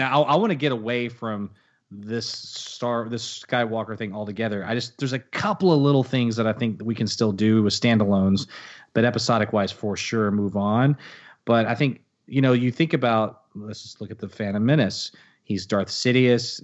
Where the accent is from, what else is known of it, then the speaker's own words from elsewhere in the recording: Texas, United States; I'm a Texan